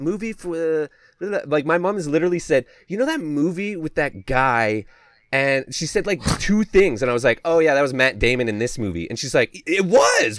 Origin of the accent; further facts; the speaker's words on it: Canada; I'm from Canada